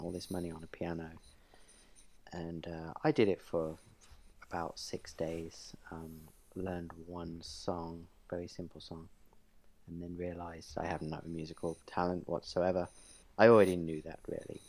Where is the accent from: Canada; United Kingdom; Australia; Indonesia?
United Kingdom; England; moved away; I am from England